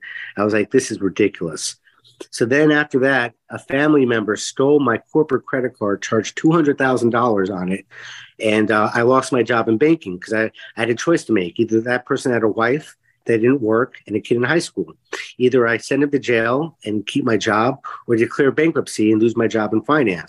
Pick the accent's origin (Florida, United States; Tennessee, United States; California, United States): Florida, United States; Miami; I grew up in Miami, went to Jewish day school my whole life